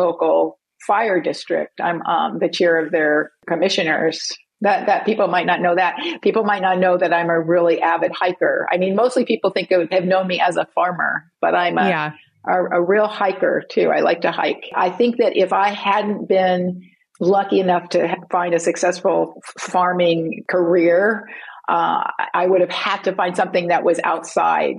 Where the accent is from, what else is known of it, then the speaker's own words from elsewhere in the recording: England, United Kingdom; I was from England